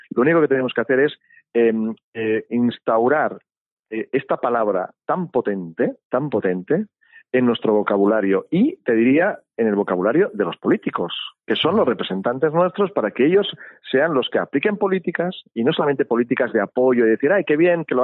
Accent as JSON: {"language": "Spanish", "country": "Spain", "said": "no pero es que yo soy español y yo no yo vengo yo estoy y vivo en un país en el cual se defiende la propiedad intelectual"}